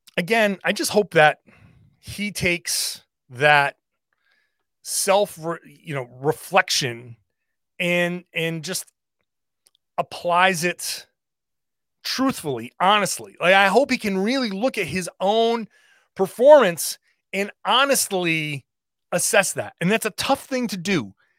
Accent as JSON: {"language": "English", "region": "Rhode Island", "country": "United States", "tie": "born or raised there", "said": "I grew up in Rhode Island"}